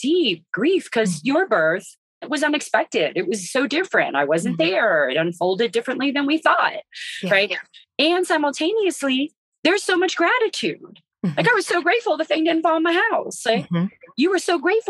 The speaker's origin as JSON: {"language": "English", "region": "West Virginia", "country": "United States", "moved": "yes", "lives_now": "Western North Carolina, United States", "said": "I'm originally from West Virginia, but we didn't farm"}